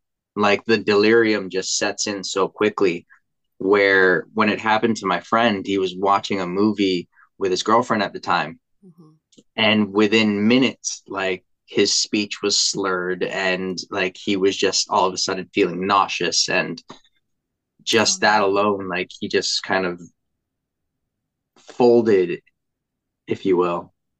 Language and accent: English; Philippines; And to even reflect it back to, being Filipino, you don't go to the doctors unless you're sick, right?